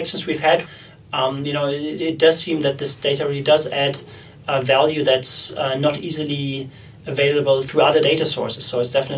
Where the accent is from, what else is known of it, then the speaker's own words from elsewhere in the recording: Germany; moved away; I'm originally from Germany